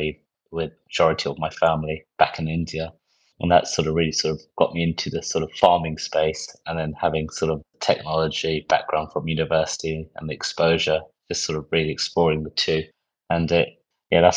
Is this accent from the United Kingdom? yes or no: yes; near Windsor, South East England, United Kingdom; also born or lived in Birmingham; born and raised probably about an hour outside of Windsor, so very close to Windsor Castle, about 10 minutes away from there.